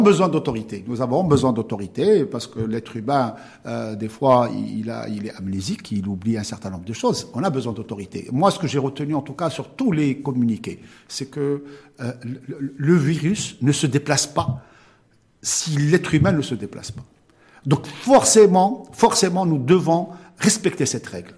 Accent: Morocco; chez nous au Maroc

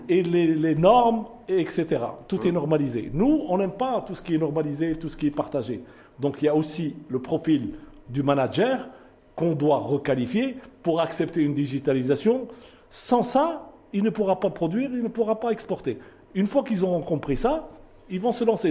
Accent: Morocco; Nous sommes des Marocains, nous pensons au Maroc.

